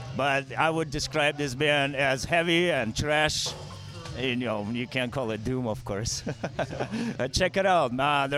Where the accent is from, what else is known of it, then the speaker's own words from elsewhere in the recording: Russia; Mother Russia.